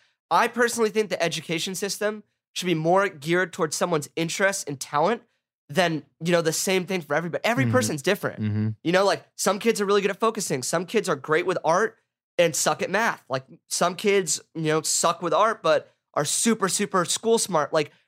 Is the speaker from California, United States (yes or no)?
yes; Laguna Beach, California, United States; I went to Laguna Beach High School. I grew up in Laguna